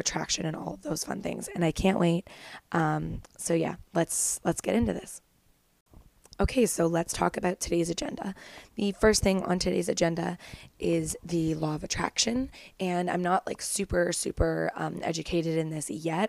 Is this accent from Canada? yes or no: yes; Kemmelford, Ontario, Canada; moved away as an adult; now in Toronto, Canada; There's just a lot of people in my house in Kemmelford